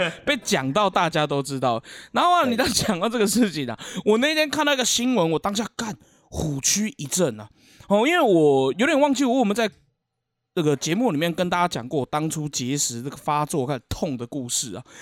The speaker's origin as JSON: {"language": "Chinese", "town": "Keelung", "country": "Taiwan", "said": "我们基隆这边"}